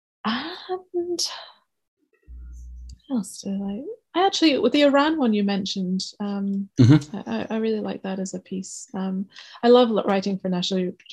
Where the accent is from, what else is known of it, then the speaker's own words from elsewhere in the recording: Scotland, United Kingdom; now in Kent, United Kingdom; I don't grew up hugely rich as a Scottish, you know, young Scottish girl